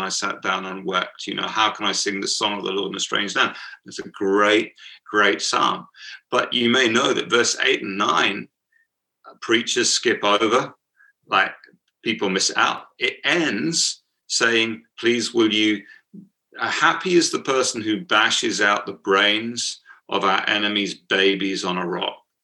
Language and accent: English; United Kingdom; accent: British; my uh, British accent